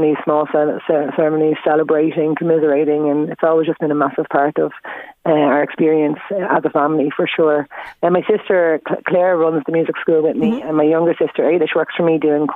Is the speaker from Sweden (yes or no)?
no; Dunboyne, Leinster, Ireland; also born or lived in Kilcock, Kildare / Trim, Meath; I grew up in Dunboyne and went to school in Dunchapplin and was there till like 2000